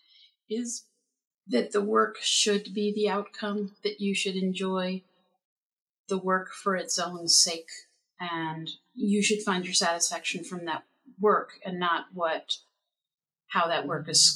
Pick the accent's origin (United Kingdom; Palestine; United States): United States; Summit, New Jersey; I grew up in Summit, New Jersey, and I live in Summit, New Jersey